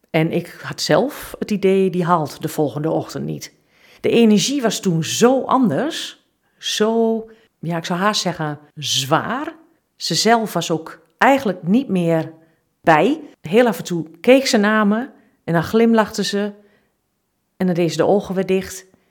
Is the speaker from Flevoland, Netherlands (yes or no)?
no; Twente, Overijssel, Netherlands; ik kom uit Twente